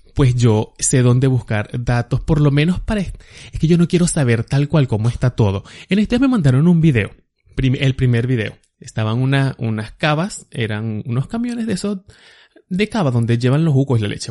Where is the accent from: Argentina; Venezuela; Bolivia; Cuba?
Venezuela; Agua Viva; moved away as an adult; now in United States; si yo viviera allá en Agua Viva, de donde yo soy